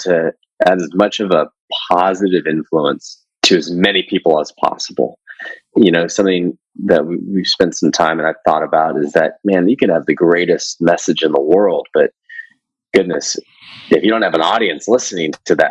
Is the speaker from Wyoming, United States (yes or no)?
no; California, United States; moved away as an adult; growing up in California